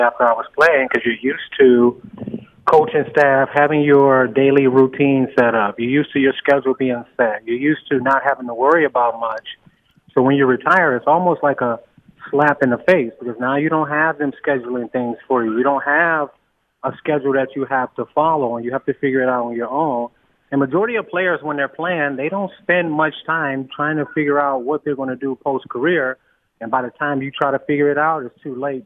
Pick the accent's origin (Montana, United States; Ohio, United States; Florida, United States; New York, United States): Ohio, United States; Cleveland; born or raised there